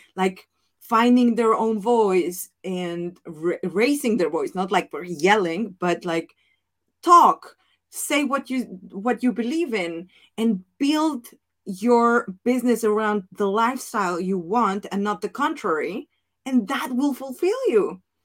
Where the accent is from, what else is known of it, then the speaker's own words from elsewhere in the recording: Mexico; accent: Mexican; English is a second language; moved away as an adult; also born or lived in Italy; now in Netherlands; my Spanish accent, my Mexican accent